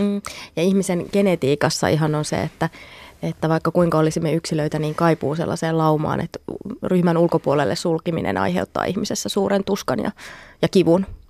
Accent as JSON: {"language": "Finnish", "country": "Finland", "said": "Me suomalaiset"}